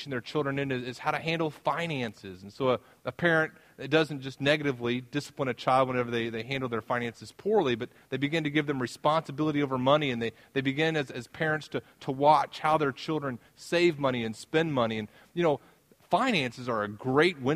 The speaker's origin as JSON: {"language": "English", "region": "the South", "country": "United States", "tie": "born or raised there", "moved": "as an adult", "lives_now": "Midwest, United States", "said": "I'm from the South"}